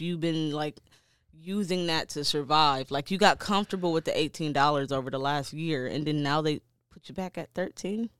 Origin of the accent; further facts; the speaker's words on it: Detroit, Michigan, United States; I'm from Detroit.